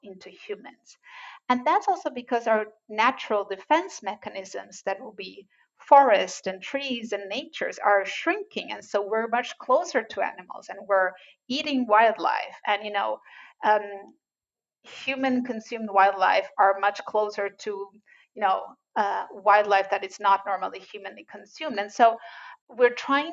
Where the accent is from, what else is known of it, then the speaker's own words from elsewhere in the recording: Brazil; moved away; I'm original from Brazil